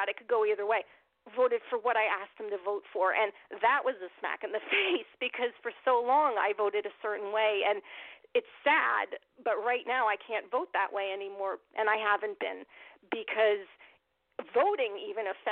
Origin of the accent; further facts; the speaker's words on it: United States; I'm Armenian American. I'm fifth generation on my mom's side, third on my dad's side. I'm as American as they come